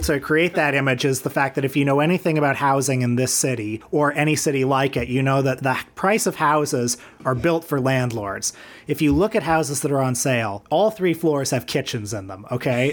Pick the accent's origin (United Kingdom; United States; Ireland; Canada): Canada; Toronto, Ontario; I grew up around Kipling and Eglinton and Etobicoke.